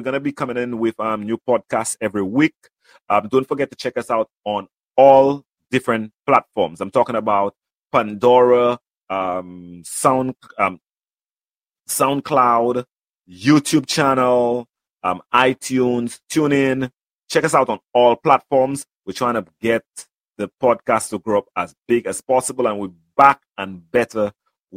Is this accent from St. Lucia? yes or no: yes; St. Lucia; I'm from St. Lucia